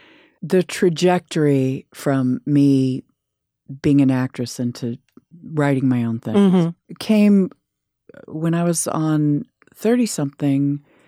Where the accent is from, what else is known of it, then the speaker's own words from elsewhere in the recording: Palo Alto, California, United States; No, I'm from California, Palo Alto.